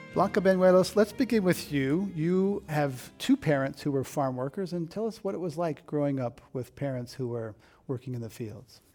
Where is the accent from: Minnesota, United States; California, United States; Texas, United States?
California, United States; Monterey County; moved away; I grew up in Monterey County, which is about a hundred miles south of San Francisco, big agricultural county